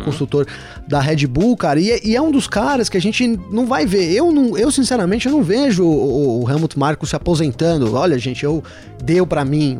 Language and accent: Portuguese; São Bernardo do Campo, São Paulo, Brazil; Eu sou do ABC, cara. Eu sou de São Bernardo